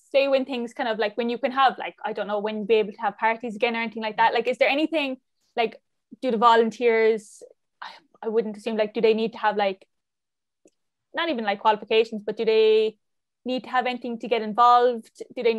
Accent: Cork, Munster, Ireland; moved away; I'm from Cork originally

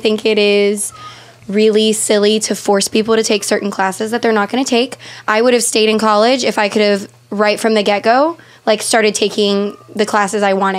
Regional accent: Texas, United States; I am from Texas.

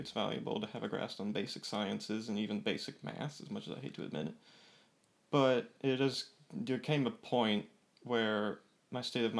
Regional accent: California, United States; also born or lived in Boston; now in Florida, United States; I was originally from California and moved down to Florida and had a 2-year jaunt to Boston, and we realized it was too cold and came back down here, Florida.

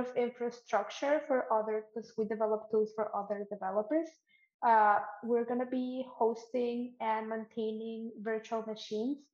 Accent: Mexico; moved away as an adult; now in Canada; I'm from Mexico, where paid internships are not really a thing that exists.

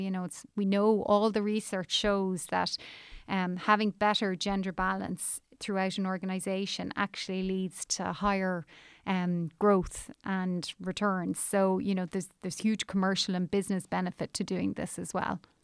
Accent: Ireland; moved away as an adult; also born or lived in New York, United States; At the time I emigrated from Ireland, um, things would have been incredibly tough here

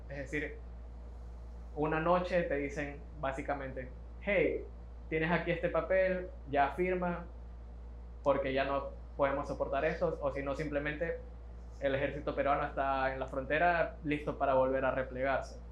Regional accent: Ecuador

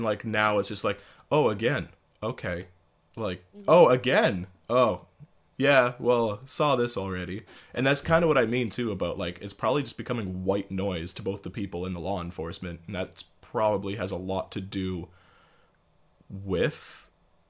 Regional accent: Timmins, Ontario, Canada; moved away; when I was living in Timmins, but But I was still like prideful and like proud to be from there.

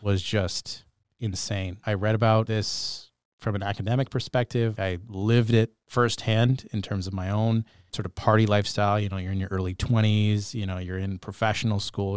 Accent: Bedford, Nova Scotia, Canada; now in Sault Ste. Marie, Canada; growing up in Bedford, Nova Scotia

